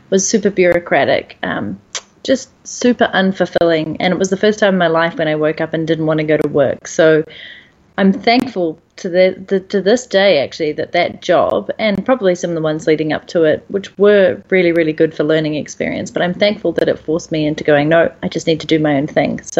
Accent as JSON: {"language": "English", "country": "New Zealand", "moved": "as an adult", "said": "I'm initially from New Zealand"}